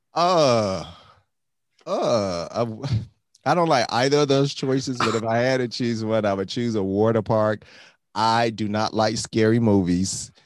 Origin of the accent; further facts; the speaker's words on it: Miami, Florida, United States; I grew up in Miami